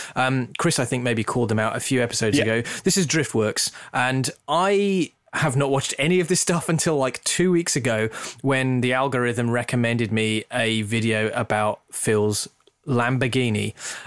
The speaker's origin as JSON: {"language": "English", "region": "England", "country": "United Kingdom", "tie": "born or raised there", "said": "I grew up in the Midlands. You wouldn't know it from my accent, but I grew up in the Midlands"}